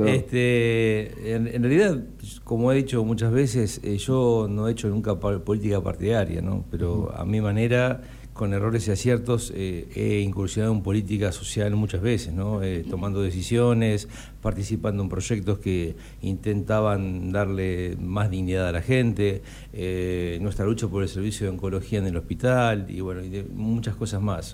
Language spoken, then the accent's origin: Spanish; Necochea, Buenos Aires Province, Argentina; moved away as an adult; also born or lived in La Matanza; cuando yo vengo vuelvo a Necochea eh, en el 2006 y me hago cargo del servicio de oncología, comencé a, a desandar otra realidad en mi pueblo en Necochea